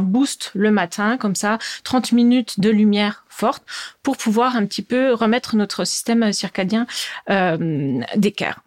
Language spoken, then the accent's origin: French; Bourgogne-Franche-Comté, France; moved away as an adult; also born or lived in Besançon / United States; now in Strasbourg, France; j'habite à Strasbourg et je suis originaire de Franche-Comté, d'où peut-être mon petit accent